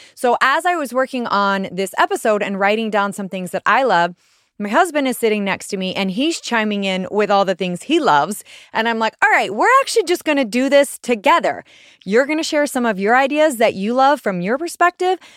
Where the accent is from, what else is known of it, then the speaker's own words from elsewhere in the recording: Washington, District of Columbia, United States; I'm actually from Washington, D.C.